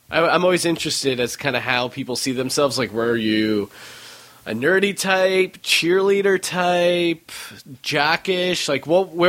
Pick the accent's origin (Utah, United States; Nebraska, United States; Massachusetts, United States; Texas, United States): Utah, United States; born there; also born or lived in New York / Colorado / Pennsylvania; I was born in Utah, lived in upstate New York, then I lived in Colorado, then I moved back to Pennsylvania, where my parents are originally from